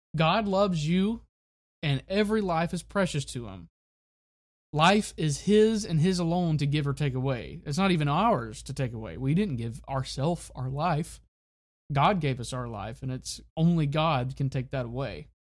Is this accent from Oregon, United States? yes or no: no; Florida Panhandle, United States; my hometown in Florida, in the Florida Panhandle